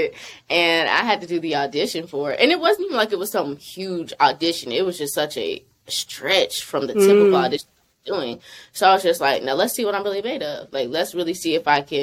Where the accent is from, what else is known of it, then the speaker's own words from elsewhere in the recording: Charlotte, North Carolina, United States; now in Atlanta, United States; I'm from Charlotte, North Carolina originally, but I'm based in Atlanta